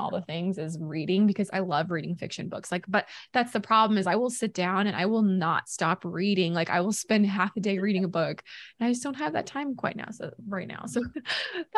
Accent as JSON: {"language": "English", "town": "Boonville", "region": "Missouri", "country": "United States", "tie": "born or raised there", "moved": "yes", "said": "I'm from Missouri originally. Mm-hmm. So I grew up going down to the Lake of the Ozarks every summer"}